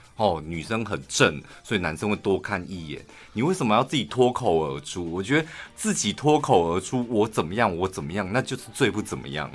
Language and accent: Chinese; Taichung, Taiwan; 我们台中人